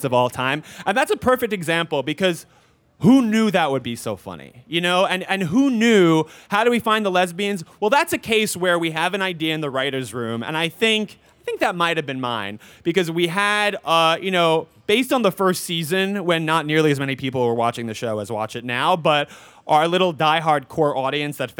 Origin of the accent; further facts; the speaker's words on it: New York City, New York, United States; I grew up in New York. I grew up in Forest Hills.